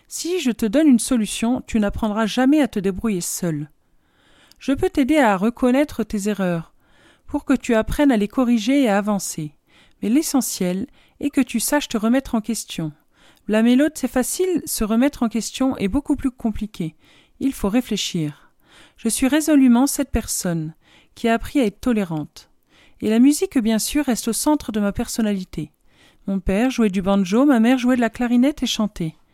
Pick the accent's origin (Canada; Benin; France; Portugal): Benin; Dans le pays où j'ai grandi, le Bénin, en Afrique de l'Ouest, mon père revendiquait le fait que nous allions tous à l'école, filles comme garçons.